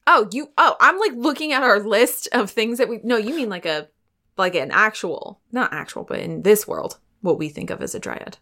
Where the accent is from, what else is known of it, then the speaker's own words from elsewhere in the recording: Pennsylvania, United States; I'm from Pennsylvania